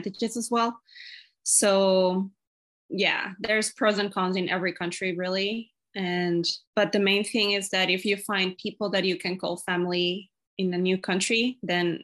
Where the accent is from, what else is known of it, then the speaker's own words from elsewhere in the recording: Ecuador; now in Washington State, United States; I'm from Ecuador. I'm currently living in Washington State in the USA.